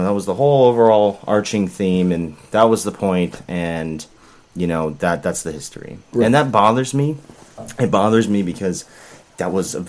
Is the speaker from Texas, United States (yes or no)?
no; Tulsa, Oklahoma, United States; I'm originally from Oklahoma, Tulsa.